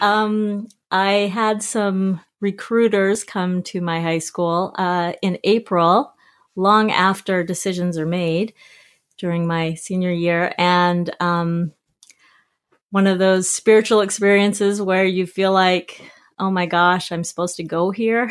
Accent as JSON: {"language": "English", "town": "South Jordan", "region": "Utah", "country": "United States", "tie": "born or raised there", "also_born_or_lived": "Salt Lake City, Utah / New York", "moved": "as an adult", "lives_now": "Victoria, Canada", "said": "I actually was born in Salt Lake, uh, raised mostly in South Jordan, Utah"}